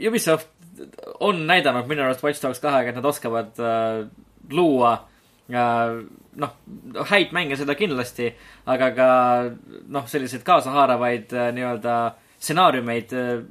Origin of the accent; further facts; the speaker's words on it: Estonia; olles ise eestlased, siis Eestis pole tegelikult mängumaastikul